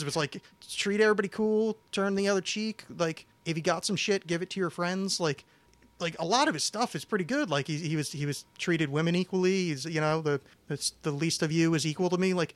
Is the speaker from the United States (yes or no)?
yes; East Coast, United States; I grew up on the East Coast